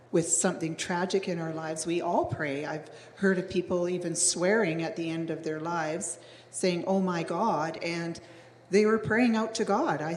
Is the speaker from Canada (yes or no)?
yes; Ontario, Canada; I was born in Ontario and have four brothers